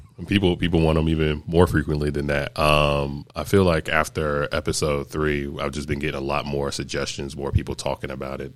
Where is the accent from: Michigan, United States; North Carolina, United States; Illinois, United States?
North Carolina, United States; Greenville; I grew up in Greenville, North Carolina